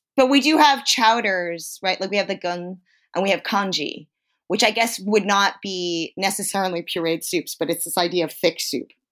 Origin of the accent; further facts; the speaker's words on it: East Coast, United States; I come from a Chinese-American tradition, but because I come from the East Coast, I also come from a Jewish tradition